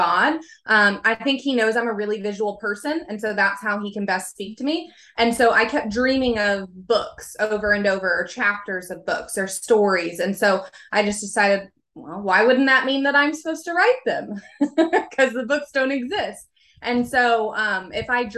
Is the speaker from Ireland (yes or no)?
no; Oklahoma, United States; I'm from Oklahoma, so I'm here in the United States